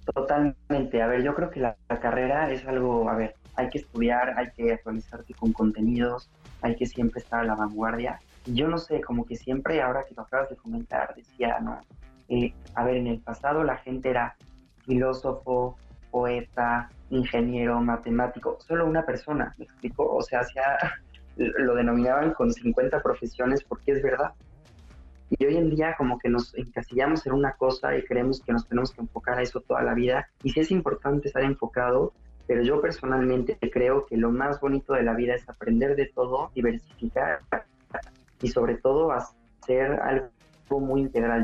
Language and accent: Spanish; Puebla, Mexico; moved away as an adult; also born or lived in Italy; now in Barcelona, Spain; soy poblano, orgullosamente. Bueno, soy mexicano y español, tengo las dos nacionalidades